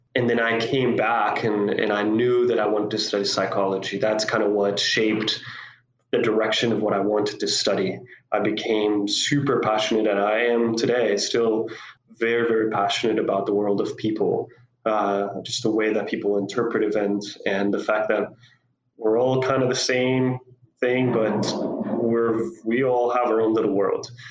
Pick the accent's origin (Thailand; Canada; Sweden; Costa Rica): Costa Rica; moved away as an adult; also born or lived in South Africa; So I grew up in Costa Rica. I'm actually a native uh, Costa Rican